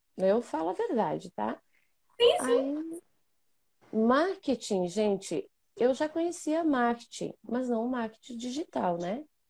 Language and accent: Portuguese; Bento Gonçalves, Rio Grande do Sul, Brazil; accent: gaúcha; sou de Bento Gonçalves, Rio Grande do Sul, para quem não me conhece. Sou aqui do lugar do Tchê